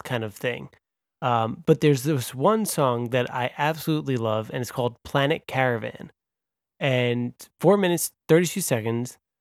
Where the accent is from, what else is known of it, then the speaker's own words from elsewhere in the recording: Long Island, New York, United States; I'm from Long Island